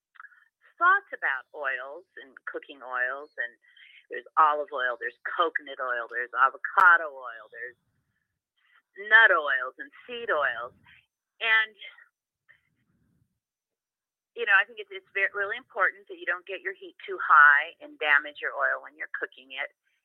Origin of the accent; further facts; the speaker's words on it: California, United States; moved away as an adult; also born or lived in Laguna Beach, California; now in Park City, United States; I'm from California, so I learned to cook and grew up cooking with a full access to ingredients that were locally grown